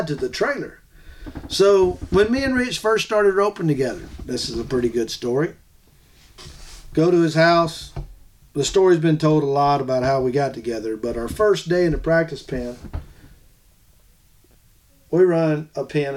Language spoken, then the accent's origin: English; Florida, United States; I'm from Florida